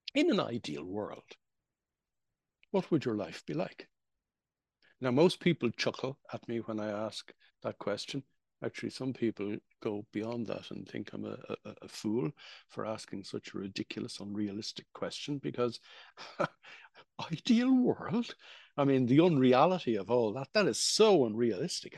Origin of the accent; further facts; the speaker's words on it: Ireland; I was growing up in Ireland in the 1960s